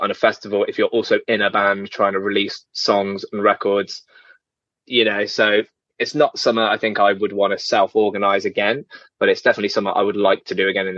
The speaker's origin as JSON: {"language": "English", "town": "Birmingham", "region": "West Midlands", "country": "United Kingdom", "said": "I'm from Birmingham."}